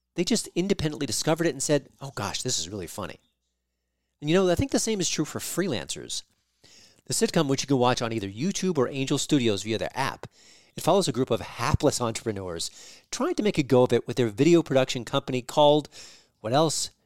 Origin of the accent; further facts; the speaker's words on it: New York, United States; I'm from New York.